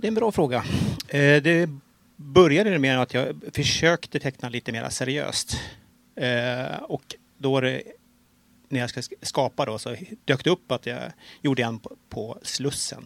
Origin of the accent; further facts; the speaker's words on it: Stockholm, Stockholm County, Sweden; jag är ju stockholmare